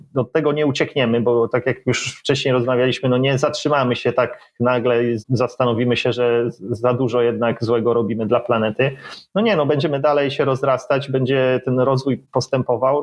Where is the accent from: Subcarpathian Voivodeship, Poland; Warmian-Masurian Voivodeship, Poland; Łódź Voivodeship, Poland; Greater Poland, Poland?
Łódź Voivodeship, Poland; Łódź; moved away as an adult; pochodzę z Łodzi, tak, 25 lat tam mieszkałem